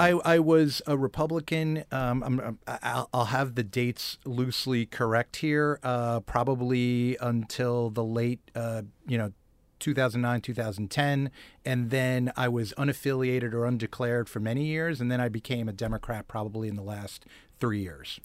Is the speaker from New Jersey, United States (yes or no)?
yes; Bogota, New Jersey, United States; moved away; also born or lived in Manhattan, New York / Bronx, New York; I grew up in Bergen County, New Jersey